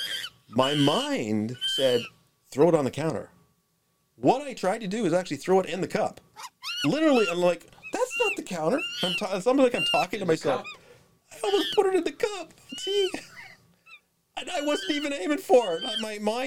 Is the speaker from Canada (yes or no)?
yes; Durham Region, Southern Ontario, Canada; we're from the Durham region, which is in Southern Ontario